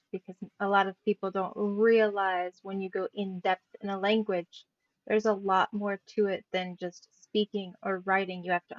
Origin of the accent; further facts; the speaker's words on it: United States; accent: American English; first language English; moved away as an adult; now in Sweden; I think for me, it would be American English just because I grew up with that.